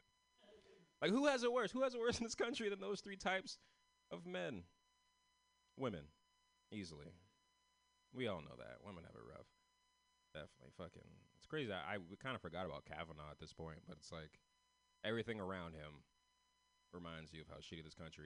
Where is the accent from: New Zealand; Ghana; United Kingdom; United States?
United States; San Francisco, California